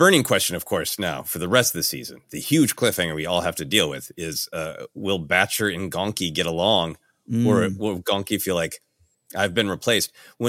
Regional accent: Minneapolis, Minnesota, United States; looks like a large portion of Midwestern men that I grew up with in Minneapolis.

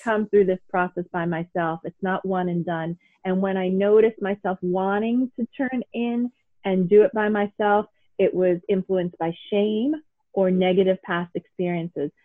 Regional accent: New York City, New York, United States; I grew up in New York City

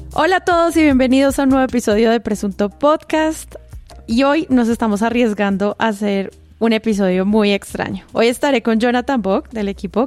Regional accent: Colombia; accent: paisa; mi acento real es paisa y en mi suprema, no sé, arrogancia mental, hablo rolo

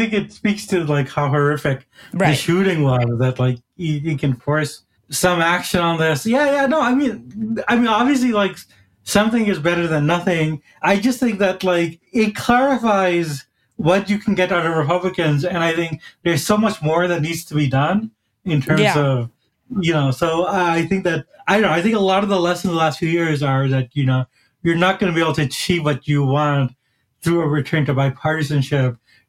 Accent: India; born there; I was born in India and I was just watching, you know, this very, a little bit too nationalistic, but still very good action movie, RRR.

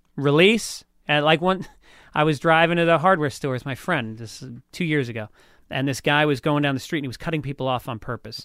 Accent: New York, United States; moved away; as a New Yorker

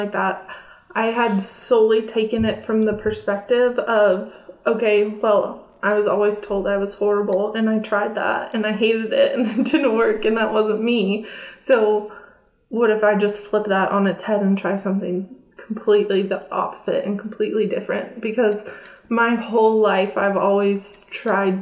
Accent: California by San Francisco, United States; moved away as an adult; also born or lived in Florida; now in Oklahoma, United States; I grew up in California by San Francisco

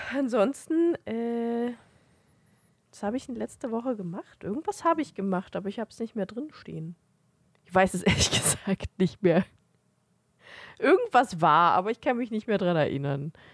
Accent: Germany; wir sind halt Deutsche

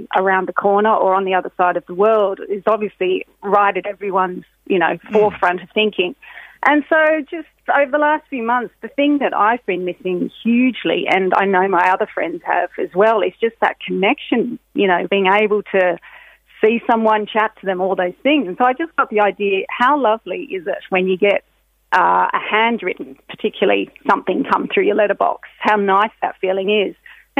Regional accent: Australia; moved away as an adult; now in Ireland; I, as you might hear from my accent, I'm Australian. I've lived in Ireland for 20 years, and my husband's also Australian.

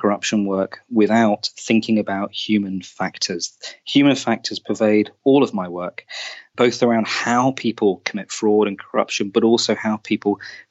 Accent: Oman; also born or lived in Saudi Arabia; I grew up in the Middle East, in Oman, in Saudi Arabia, which I was hugely privileged to do.

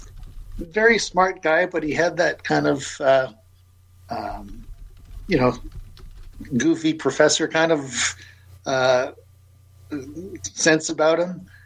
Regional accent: St. Catharines, Ontario, Canada; I grew up in St. Catharines, so I was, you know, grew up in the heart of wine country

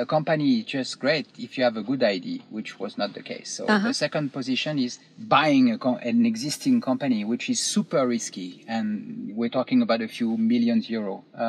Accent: Paris, Île-de-France, France; moved away as an adult; also born or lived in Chiang Mai, Thailand; I am from Paris. And I've been working in Paris for like 25 or 30 years in big corporation.

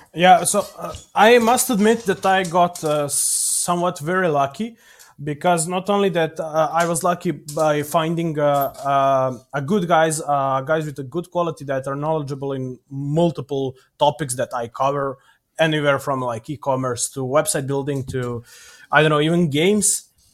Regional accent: Serbia; Here in Novi Sad, because I'm from Serbia

